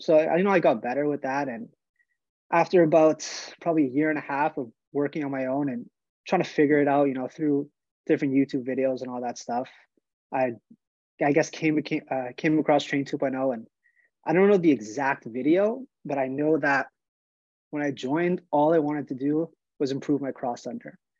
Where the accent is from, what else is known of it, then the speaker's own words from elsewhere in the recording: Montreal, Quebec, Canada; I'm from Montreal, Quebec, Canada. I started playing hockey, you know, like a lot of Canadian kids, as soon as I could walk